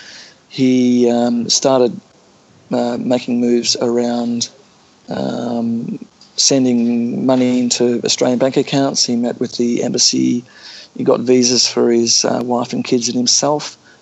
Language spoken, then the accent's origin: English; New York, United States; growing up in New York, there were just endless stories, particularly pictorial feature articles about the atomic age and what a nuclear war would mean for the US.